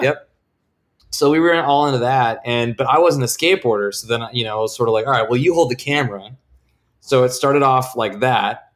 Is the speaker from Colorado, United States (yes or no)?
no; Vancouver, Washington, United States; moved away as an adult; I am from Vancouver, Washington